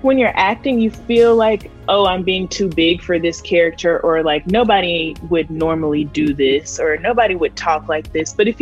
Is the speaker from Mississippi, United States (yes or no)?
yes; Mississippi, United States; I'm from Mississippi